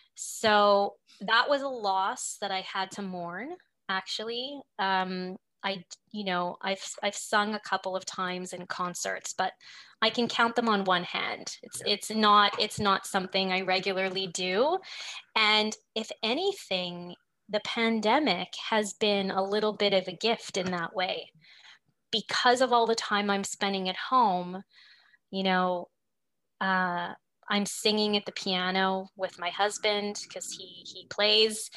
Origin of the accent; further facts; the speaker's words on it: Montreal, Quebec, Canada; also born or lived in Prince Edward Island / Toronto; I grew up in Montreal